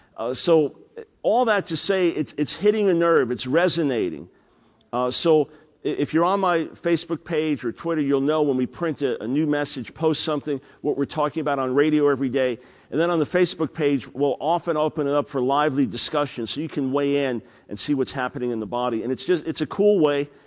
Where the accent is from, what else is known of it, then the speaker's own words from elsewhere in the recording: New York, United States; I'm a New York Jew